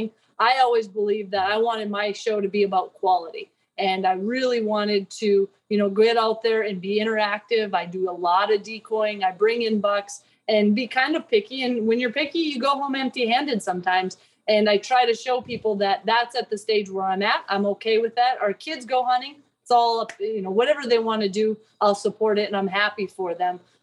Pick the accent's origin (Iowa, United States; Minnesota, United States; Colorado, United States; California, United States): Minnesota, United States; when I was growing up, I grew up in Minnesota